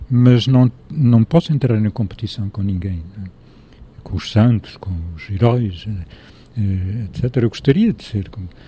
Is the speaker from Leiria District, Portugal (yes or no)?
yes; Leiria, Leiria District, Portugal; born there; also born or lived in Lisbon; now in Mértola, Portugal; nasci em Liria, vivi no norte de Portugal, vivi em Lisboa